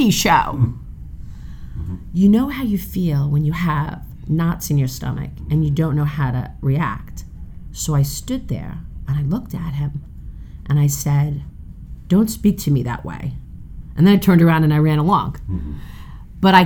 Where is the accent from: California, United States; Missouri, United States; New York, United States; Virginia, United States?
New York, United States; New York City; I'm from Brooklyn, and my dad had started a restaurant